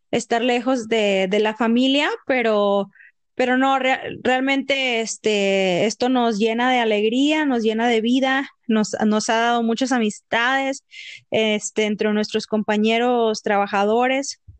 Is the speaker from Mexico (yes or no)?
yes; Mexico; moved away as an adult; now in Canada; nos fortalece como, como mexicanos, eh, nos da un propósito y fortalece nuestra familia. Eh, una de las cosas que yo me preguntaba yo vine aquí a Canadá porque mi esposo estaba